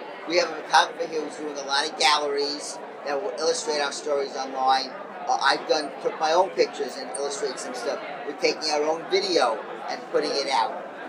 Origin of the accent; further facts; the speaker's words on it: New York, United States; And we're all from New York